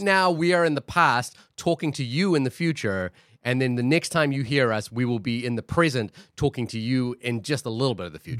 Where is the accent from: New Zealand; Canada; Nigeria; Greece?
New Zealand; now in Queens, New York, United States; I grew up in New Zealand